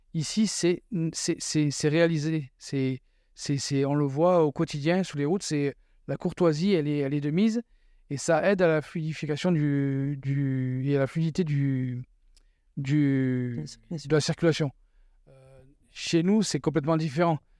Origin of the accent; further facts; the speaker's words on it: France; moved away as an adult; also born or lived in Quebec; now in Canada; chez nous en France